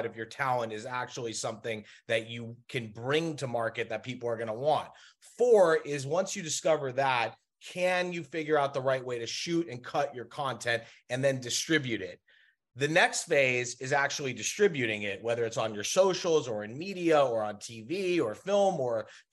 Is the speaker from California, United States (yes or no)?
yes; Los Angeles, California, United States; there is a very small community in which we grew up in Los Angeles